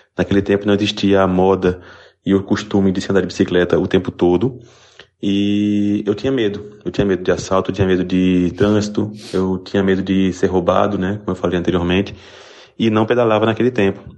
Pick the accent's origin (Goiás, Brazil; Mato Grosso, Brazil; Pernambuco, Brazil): Pernambuco, Brazil; Afogados da Ingazeira; now in Recife, Brazil; de Afogados da Engazeira, interior de Pernambuco